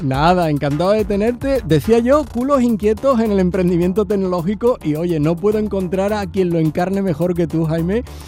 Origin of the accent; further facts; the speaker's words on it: Andalusia, Spain; accent: Andalusian; hablamos en andaluz aquí, pero cuando salimos de, de Andalucía